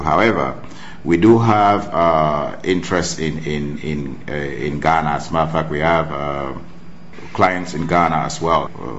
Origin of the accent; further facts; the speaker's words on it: Cameroon; moved away; also born or lived in United States; being that I'm from Cameroon